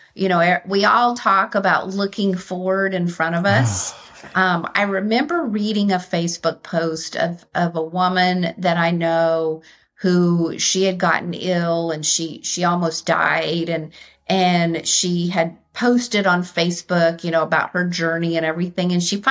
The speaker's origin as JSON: {"language": "English", "town": "Austin", "region": "Texas", "country": "United States", "tie": "born or raised there", "moved": "as an adult", "lives_now": "Atlanta, United States", "said": "I grew up in Austin and Texas"}